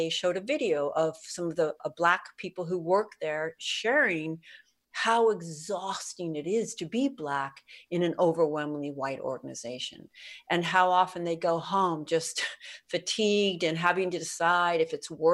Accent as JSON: {"language": "English", "area": "Bay Area", "region": "California", "country": "United States", "tie": "born or raised there", "said": "I was raised in poverty, and I mean that explicitly. I grew up in the Bay Area"}